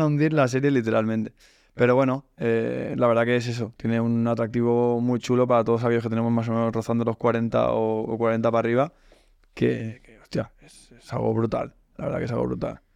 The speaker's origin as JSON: {"language": "Spanish", "town": "Sabadell", "region": "Catalonia", "country": "Spain", "moved": "yes", "said": "soy de Sabadell, aunque ahora ya me he mudado y vivo en otro sitio"}